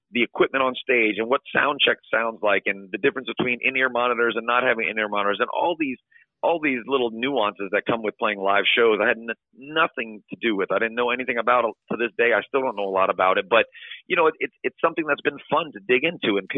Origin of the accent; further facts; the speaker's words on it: Florida Keys, United States; also born or lived in Boston / Cincinnati; In, in Florida, it was funny. I, I never really saw a live band. You know, we were living in a small town. I mean, obviously, when I was growing up in the Keys